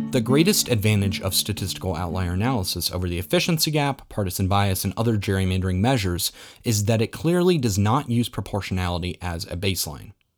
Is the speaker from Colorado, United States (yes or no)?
yes; Colorado, United States; In my home state of Colorado